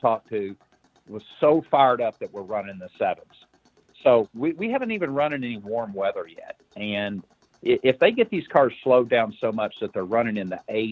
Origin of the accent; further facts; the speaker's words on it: Indianapolis, Indiana, United States; we're from Indianapolis